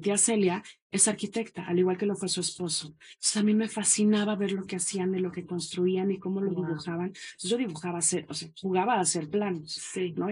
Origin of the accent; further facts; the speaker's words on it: Mexico City, Mexico; moved away; also born or lived in Guadalajara / Montreal / Valparaíso; yo soy de la Ciudad de México